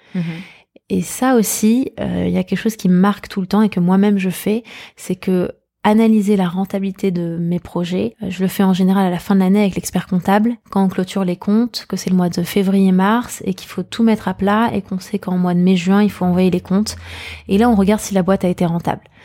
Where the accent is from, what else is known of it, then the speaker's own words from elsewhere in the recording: Paris, Île-de-France, France; j'ai grandi à Paris, dans le 17e arrondissement